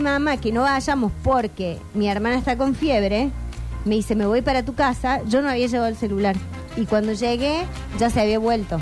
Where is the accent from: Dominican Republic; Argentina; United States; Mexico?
Argentina; nos define como argentinos